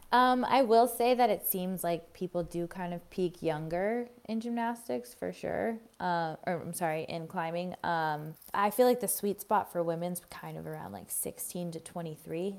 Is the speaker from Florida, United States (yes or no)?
yes; Florida, United States; I grew up in Florida, the flattest place on earth